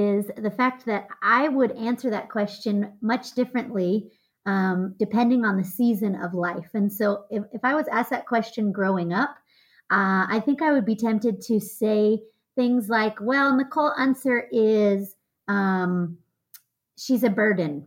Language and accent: English; United States; I'm American